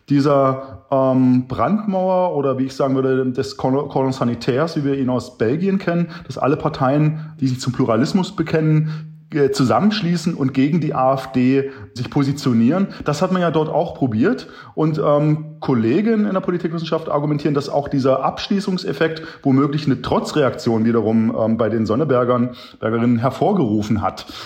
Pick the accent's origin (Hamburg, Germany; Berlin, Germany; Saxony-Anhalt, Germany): Saxony-Anhalt, Germany; Lutherstadt Wittenberg; born there; also ich bin Ende ähm, der 1970er Jahre geboren in Lutherstadt Wittenberg, genau. Und äh, da gab's ja dort damals noch nicht die Bundesrepublik, das war die DDR.